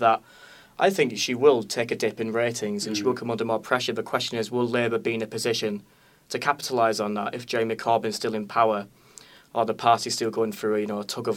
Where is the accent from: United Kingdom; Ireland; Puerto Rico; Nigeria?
United Kingdom; Barrow-in-Furness, North West England; moved away; Barrow-in-Furness, my hometown